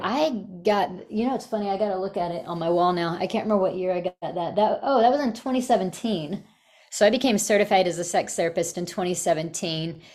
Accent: Texas, United States; moved away as an adult; also born or lived in Virginia; I'm from Texas

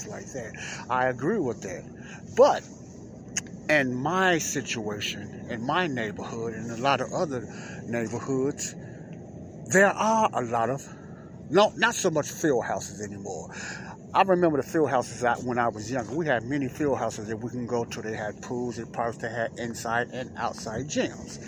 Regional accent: Chicago, Illinois, United States; me and a lot of other youngsters growing up in Morgan Park and Chicago, Illinois

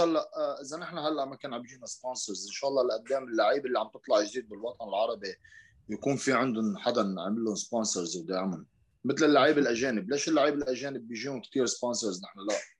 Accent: Lebanon; عندنا بلبنان

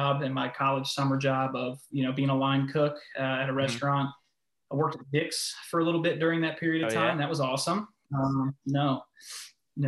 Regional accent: Manahawkin, New Jersey, United States; moved away as an adult; also born or lived in Pennsylvania; now in North Carolina, United States; originally I'm from Manahawkin, New Jersey. It's a small town in South Jersey by the beach

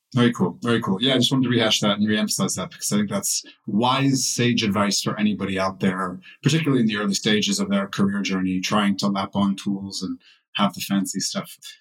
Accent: United States; now in Europe; I'm also an American living in Europe

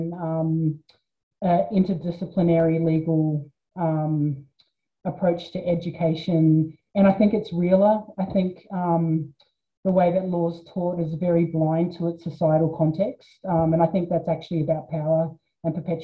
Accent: Sunshine Coast, Queensland, Australia; also born or lived in New Zealand; then I was on the Sunshine Coast, and yeah, I found it a racist place when I was growing up there

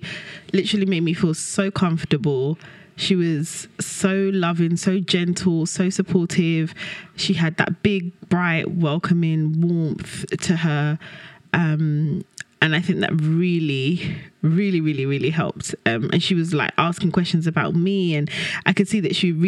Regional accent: United Kingdom; also born or lived in Kenya; came to the UK when I was about the age of 3

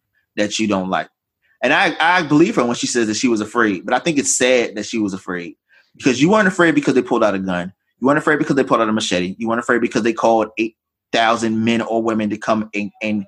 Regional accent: the South, United States; I grew up in the South

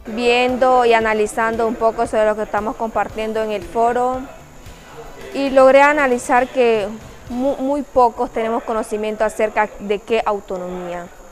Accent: Caribbean coast, Nicaragua; somos costeños

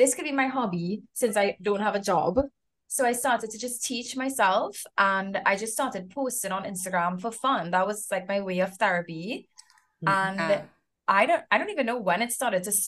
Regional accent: Trinidad & Tobago; moved away; I'm from Trinidad and Tobago as well

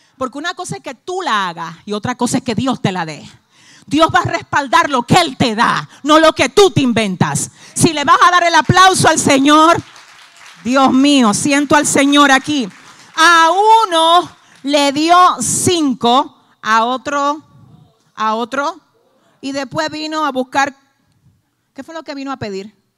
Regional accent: Dominican Republic; somos dominicanos

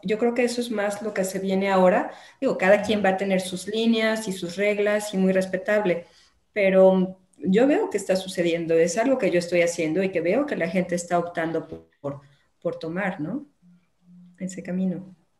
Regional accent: Guadalajara, Jalisco, Mexico; also born or lived in La Barca, Jalisco; Soy de aquí de Guadalajara, llegué ahí por azares del destino

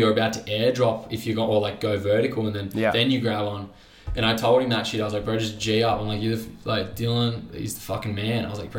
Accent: Sydney, New South Wales, Australia; we grew up booging together around Maruba Reefs

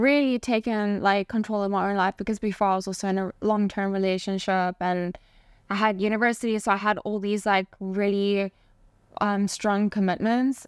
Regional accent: South Africa; moved away as an adult; also born or lived in Spain / Barcelona, Spain; being born and raised in South Africa

